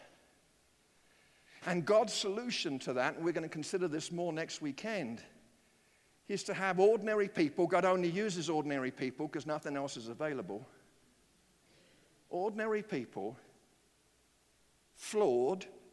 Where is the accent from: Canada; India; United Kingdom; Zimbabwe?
United Kingdom; now in United States; my secondary citizenships will be British, because I was born there